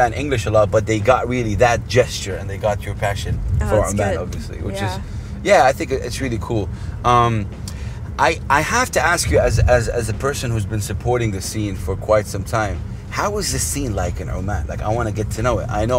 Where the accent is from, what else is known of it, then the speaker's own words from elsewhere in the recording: Saudi Arabia; I'm from Saudi Arabia